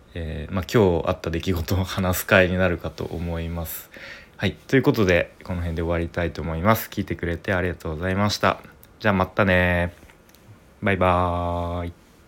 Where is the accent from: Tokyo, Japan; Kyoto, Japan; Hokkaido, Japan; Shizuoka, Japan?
Tokyo, Japan; moved away; 僕東京出身なんですけれども